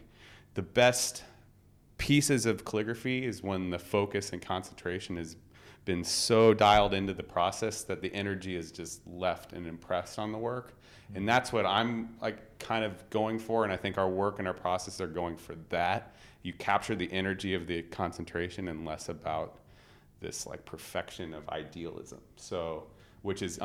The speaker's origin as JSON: {"language": "English", "country": "United States", "said": "as an American designer"}